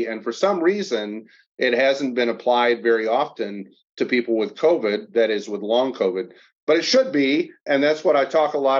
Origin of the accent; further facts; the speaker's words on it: Kalamazoo, Michigan, United States; I grew up in Kalamazoo, Michigan, down in the Southwest side.